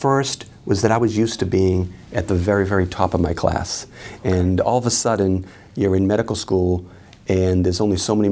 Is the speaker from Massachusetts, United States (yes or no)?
yes; Boston, Massachusetts, United States; I'm from right here.